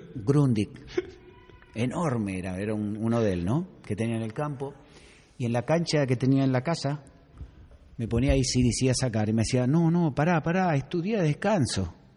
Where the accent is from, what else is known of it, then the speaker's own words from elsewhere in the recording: Argentina; soy francés, pero viví cinco años en, en tu país